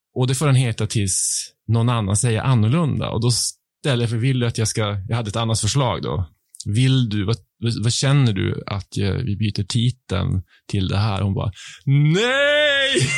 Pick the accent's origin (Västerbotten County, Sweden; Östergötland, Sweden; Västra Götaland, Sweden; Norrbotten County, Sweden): Norrbotten County, Sweden; Piteå; accent: Piteå dialect; moved away as an adult; also born or lived in Stockholm archipelago; now in Stockholm, Sweden; Jag har inte bott i Piteå ja. på 20 år, men eh, hemligheten är ju att umgås med andra Piteåbor